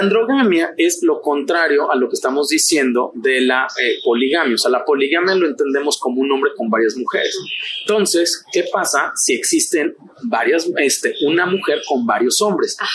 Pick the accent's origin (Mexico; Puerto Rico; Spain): Mexico; somos mexicanos